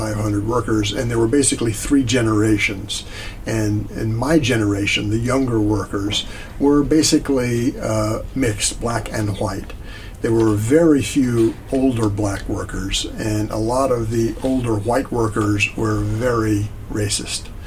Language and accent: English; Richmond, Virginia, United States; moved away as an adult; I was in the South. I grew up really in the Upper South